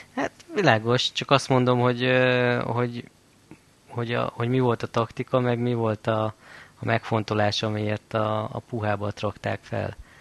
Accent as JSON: {"language": "Hungarian", "town": "Balassagyarmat", "region": "Nógrád", "country": "Hungary", "tie": "born or raised there", "said": "hetvenötbe születtem, Balassa Gyarmaton"}